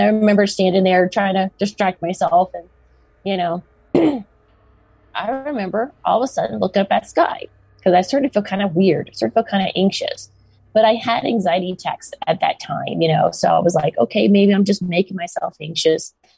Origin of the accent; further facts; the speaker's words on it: the South, United States; I grew up in the South in America